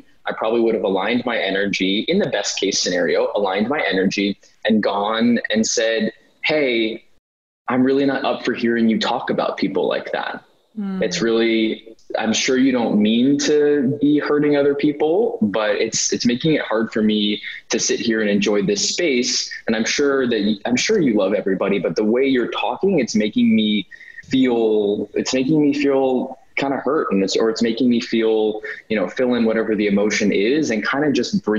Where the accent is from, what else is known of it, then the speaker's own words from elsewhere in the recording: New York City, New York, United States; I grew up in New York. I remember seeing even like the carriage horses in New York City